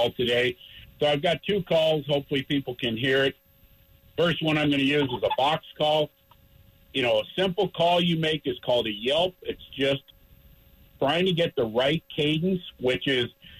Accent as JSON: {"language": "English", "town": "Littleton", "region": "Colorado", "country": "United States", "tie": "born or raised there", "said": "I was born and raised in Littleton"}